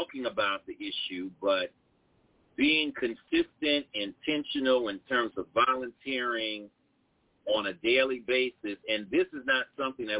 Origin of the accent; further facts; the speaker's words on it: New Orleans, Louisiana, United States; I was raised in New Orleans in some challenging situations